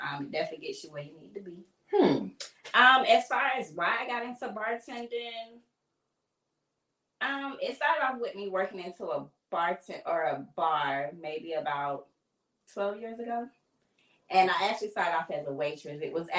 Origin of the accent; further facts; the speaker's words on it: Fort Lauderdale, Florida, United States; I am originally from Fort Lauderdale, Florida. Fort Lauderdale? Yes. Born and raised.